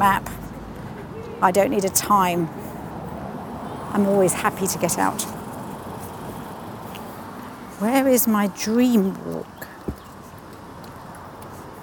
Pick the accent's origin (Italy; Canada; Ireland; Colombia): Italy; moved away; also born or lived in Switzerland / Wales; I grew up in Italy in the Alps